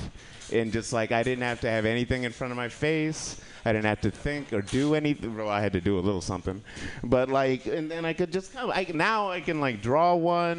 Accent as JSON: {"language": "English", "town": "Kalamazoo", "region": "Michigan", "country": "United States", "tie": "born or raised there", "moved": "yes", "said": "my hometown, Kalamazoo"}